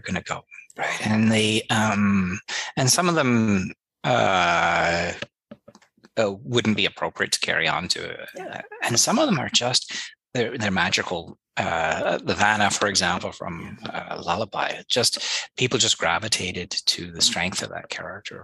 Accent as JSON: {"language": "English", "region": "England", "country": "United Kingdom", "said": "an English Protestant"}